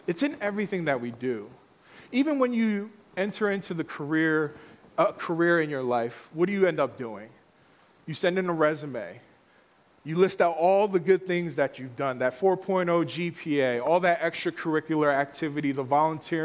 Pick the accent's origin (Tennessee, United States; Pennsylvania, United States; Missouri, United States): Pennsylvania, United States; Philadelphia; growing up in Philly